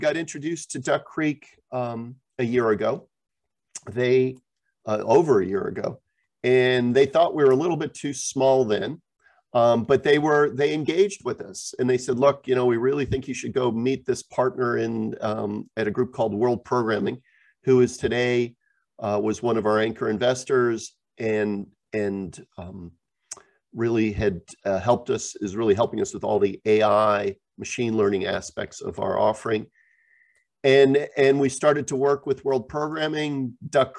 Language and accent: English; Geneva, Switzerland; also born or lived in New Jersey / Japan / Europe; I am American, born in New Jersey, but I grew up high school in Geneva, Switzerland, went to Georgetown, I went to business school, and then basically lived in Japan and then in Europe for all my life.